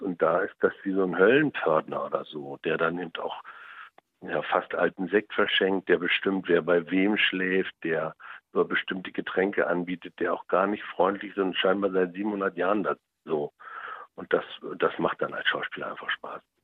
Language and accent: German; Germany; ich bin ja in der DDR groß geworden